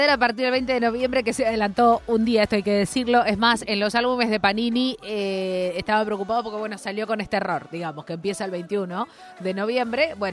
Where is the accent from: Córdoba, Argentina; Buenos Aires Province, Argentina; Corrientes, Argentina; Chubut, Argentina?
Buenos Aires Province, Argentina; Mar del Plata; born there; Sí. Y, y nací en Mar del Plata.